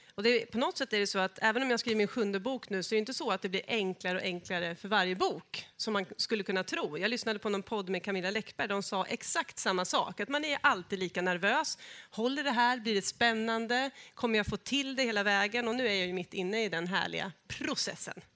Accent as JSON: {"language": "Swedish", "area": "Norrköping area", "region": "Östergötland", "country": "Sweden", "moved": "yes", "said": "jag är ju från Norrköpingstrakten, vill jag säga, från början."}